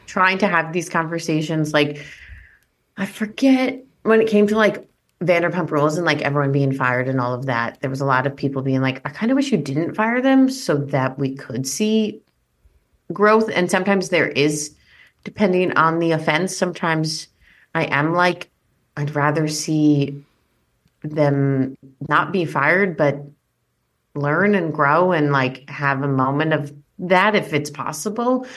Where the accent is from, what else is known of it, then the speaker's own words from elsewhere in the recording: East Coast, United States; another East Coast Jewish woman